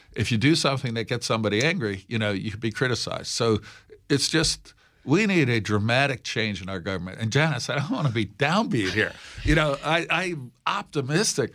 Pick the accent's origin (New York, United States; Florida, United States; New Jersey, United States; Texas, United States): New York, United States; Peekskill; my hometown of Peekskill